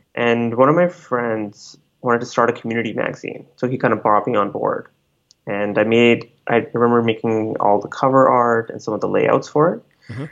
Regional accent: Calgary, Alberta, Canada; also born or lived in Delhi, India / Jubail, Saudi Arabia; now in Vancouver, Canada; So I spent most of my childhood in Calgary in the cold.

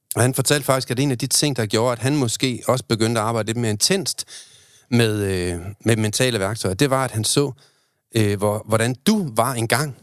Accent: Aalborg, North Denmark Region, Denmark; jeg er fra Aalborg

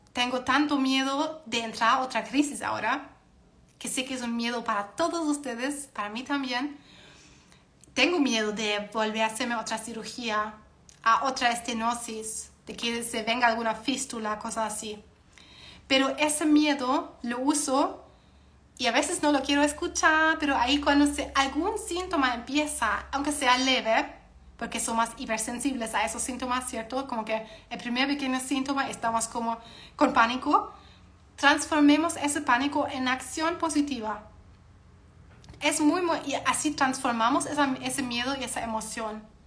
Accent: Germany; soy alemana

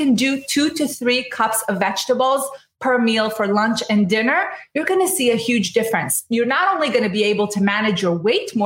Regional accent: Israel; now in United States; And I'm from Israel, so I know a good amount about the Mediterranean diet

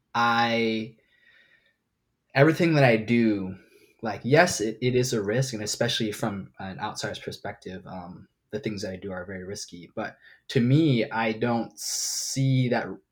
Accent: Hong Kong; now in Hawaii, United States; I was born and raised in Hong Kong. Uh, grew up in the city

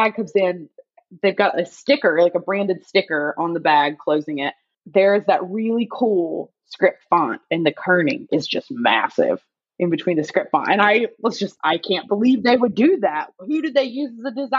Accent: North Carolina, United States; now in Los Angeles, United States; I'm from North Carolina

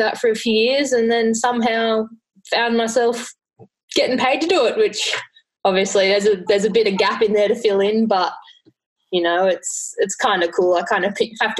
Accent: near Gold Coast, Queensland, Australia; I grew up near Gold Coast

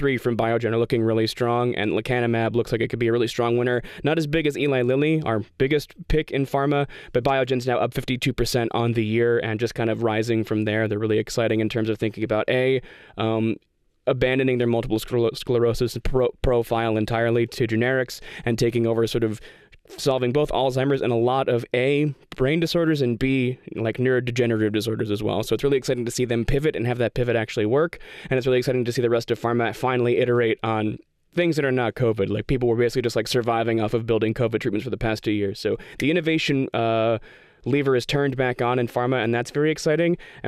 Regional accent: Western Australia, Australia; We're from Western Australia, which is never been the cool part of Australia until right now.

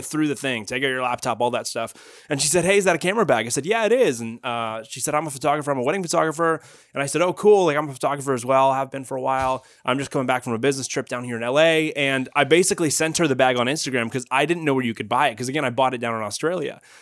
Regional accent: Canada; moved away as an adult; also born or lived in Toronto; now in Northern California, United States; I'm actually Canadian

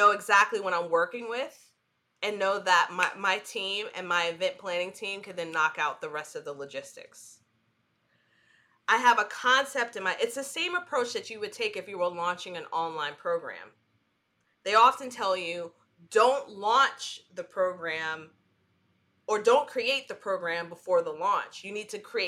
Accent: New York City, New York, United States; now in North Carolina, United States; New York City, which is my hometown

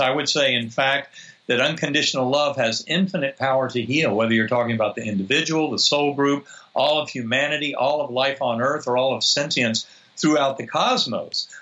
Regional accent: North Carolina, United States; I grew up in North Carolina

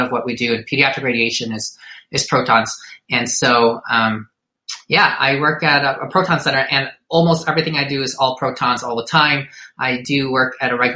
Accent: Detroit, Michigan, United States; I was born in Detroit, Michigan. Raised by Filipino immigrants, went to college

